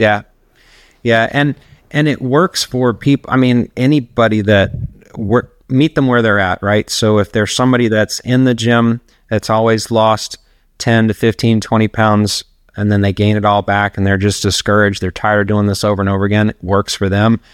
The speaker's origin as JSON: {"language": "English", "town": "Charlotte", "region": "North Carolina", "country": "United States", "moved": "yes", "lives_now": "Tampa, United States", "said": "I'm originally from Charlotte, North Carolina"}